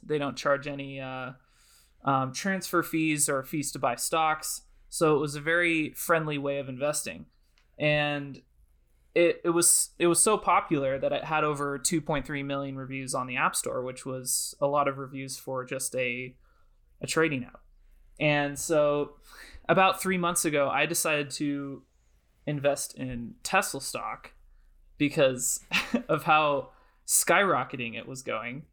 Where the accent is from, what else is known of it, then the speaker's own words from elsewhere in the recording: Oregon, United States; I'm currently in my hometown in Oregon